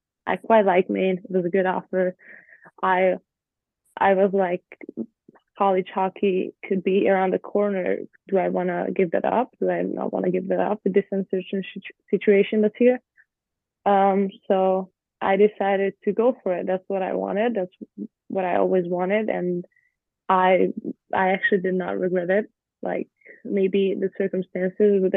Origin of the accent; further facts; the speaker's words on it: Budapest, Hungary; English is a second language; moved away as an adult; now in United States; I grew up in Budapest, which is a city, but Hungary itself is not a big country